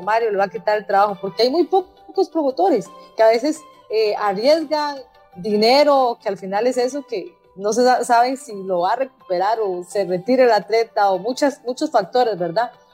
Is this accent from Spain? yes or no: no; Costa Rica; hay que unirnos como ticos, como ticos